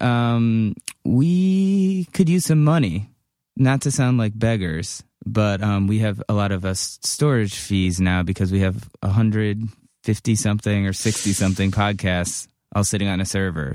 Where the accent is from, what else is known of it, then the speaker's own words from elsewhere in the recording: Cleveland, Ohio, United States; I'm from Cleveland